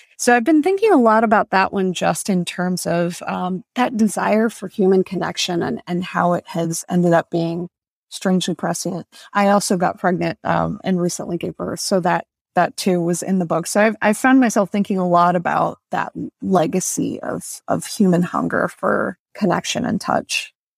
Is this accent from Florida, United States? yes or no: yes; Tampa, Florida, United States; I'm Dominican American, and when I grew up in Tampa